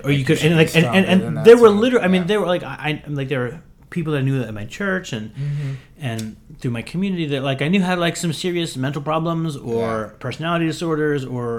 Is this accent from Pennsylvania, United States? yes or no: yes; Western Pennsylvania, United States; where I grew up in Western Pennsylvania, there's like such a stigma against like mental illness and therapy.